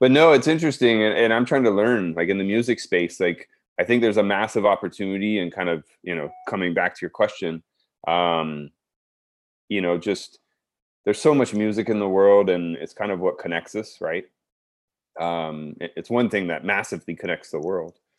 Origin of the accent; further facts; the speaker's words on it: South Texas, United States; moved away; also born or lived in Baton Rouge, Louisiana; being born and raised in Texas, especially South Texas